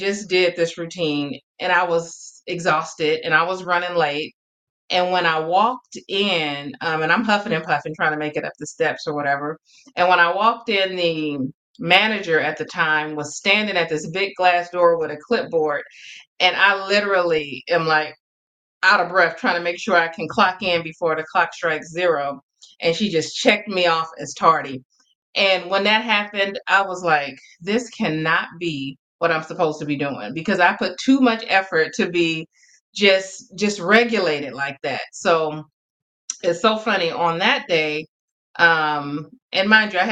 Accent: Oakland, California, United States; moved away as an adult; now in Fresno County, United States; I am from Oakland. Born and raised in Oakland.

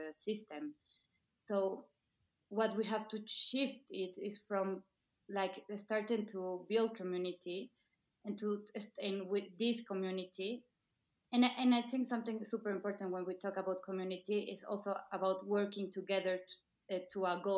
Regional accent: Mexico City, Mexico; I'm from Mexico City.

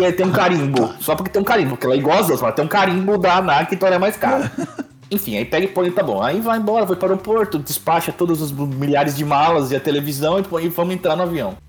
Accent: Brazil; moved away as an adult; A gente é brasileiro

